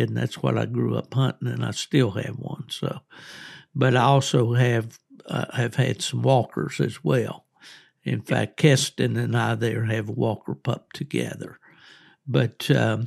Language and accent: English; West Virginia, United States; Where we grew up over in West Virginia, coons were extremely scarce